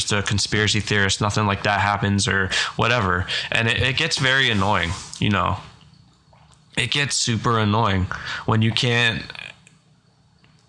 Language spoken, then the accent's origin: English; Pennsylvania, United States; I am from Pennsylvania